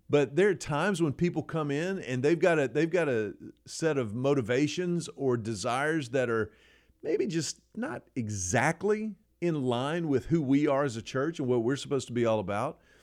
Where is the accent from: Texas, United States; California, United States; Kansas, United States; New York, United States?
Texas, United States; Houston; I grew up in Houston at Second Baptist Church